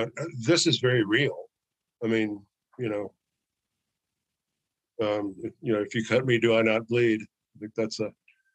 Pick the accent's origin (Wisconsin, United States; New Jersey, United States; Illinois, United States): Illinois, United States; Chicago; I came from a very violent town. I moved here from Chicago, and it's getting, you know, carjacking is a sport, you know, in Chicago.